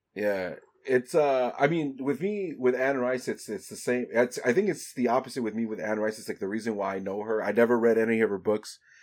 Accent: El Salvador; I'm from El Salvador, so I didn't live in a Mexican household.

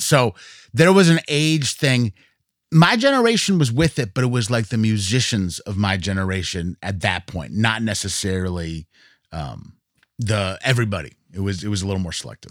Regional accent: Williamstown, Massachusetts, United States; moved away; I grew up in Williamstown, Massachusetts.

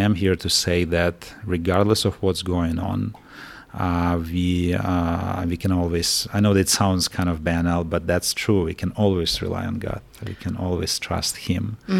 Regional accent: Kyiv, Ukraine; I'm from Ukraine and lived all my life in Ukraine.

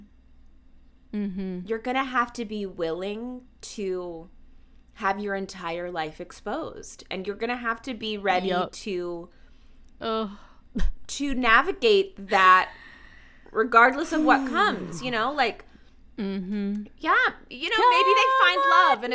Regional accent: Atlanta, Georgia, United States; moved away as an adult; I grew up in the South. I grew up in Atlanta. I only stayed until through high school, and then I moved away for college

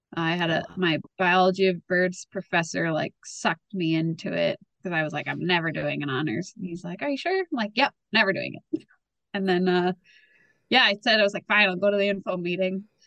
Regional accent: Winnipeg, Manitoba, Canada; I was born and raised in Winnipeg

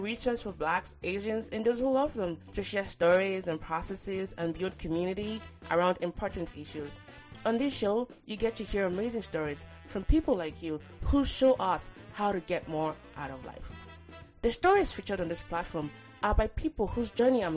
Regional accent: Lagos, Nigeria; moved away; I grew up in Lagos.

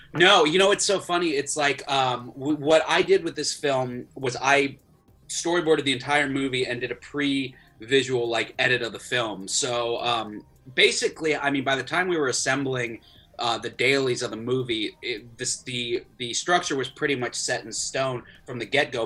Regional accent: Florida, United States; I grew up in Florida

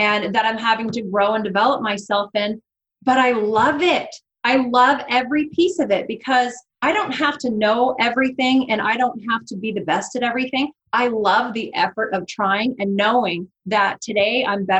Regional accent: Seattle, Washington, United States; moved away as an adult; now in Coeur d'Alene, United States; I had been born and raised in Seattle, Washington, north of Seattle

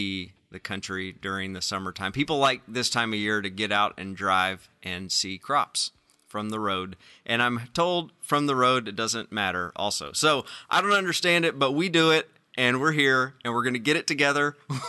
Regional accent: Arkansas, United States; I'm from Arkansas, man.

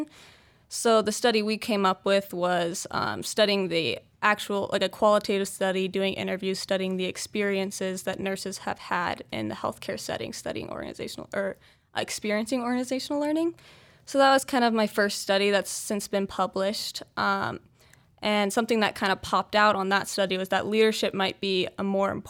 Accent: Charlottesville, Virginia, United States; now in Utah, United States; I'm from Charlottesville, Virginia

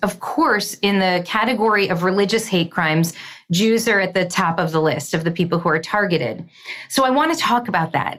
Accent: United States; as an American

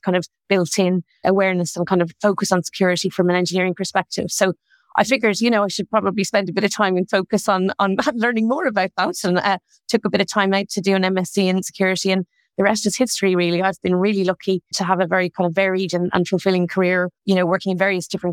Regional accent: Dublin, Leinster, Ireland; moved away; You might tell from my accent, I'm originally from Ireland. I'm from Dublin

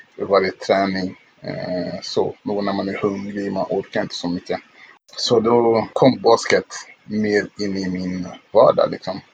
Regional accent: Stockholm, Stockholm County, Sweden; also born or lived in Kinshasa, Congo; vi flyttade från eh, Kongo då, till eh, eh, Stockholm, Sverige

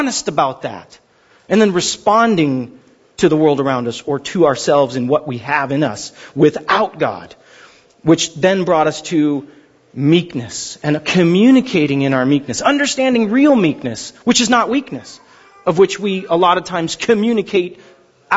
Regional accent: Pasadena, California, United States; I grew up in Pasadena, up Hastings Ranch.

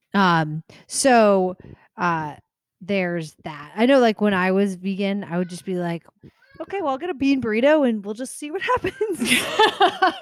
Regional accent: Tucson, Arizona, United States; I grew up in Tucson.

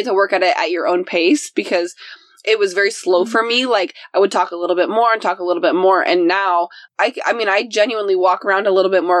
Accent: Cumberland, Indiana, United States; moved away; I'm like in Cumberland, Indiana. I'm exactly in my hometown

